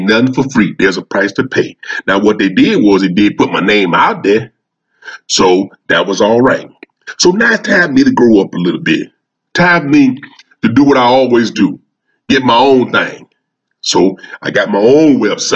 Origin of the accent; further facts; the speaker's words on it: Louisiana, United States; Louisiana, my hometown.